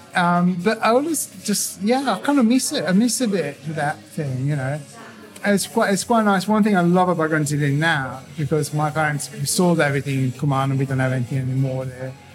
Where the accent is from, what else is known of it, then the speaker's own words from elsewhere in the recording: Italy; English is a second language; moved away as an adult; now in London, United Kingdom; I was born in Italy, and I've been uh, um, in did College in Italy and everything, and then I came over here, but came over here to London about 26 years ago